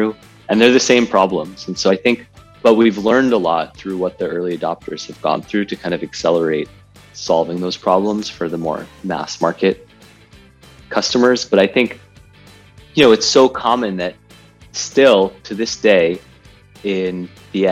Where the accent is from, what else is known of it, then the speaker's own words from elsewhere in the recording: Connecticut, United States; I grew up in Connecticut, about 45 minutes outside of New York City